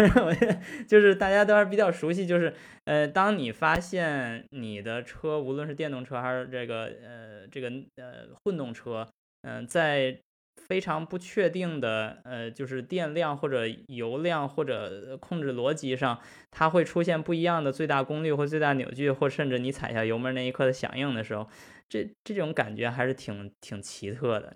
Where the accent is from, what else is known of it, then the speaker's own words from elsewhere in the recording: China; 我们是中国人，我们是中国汽车人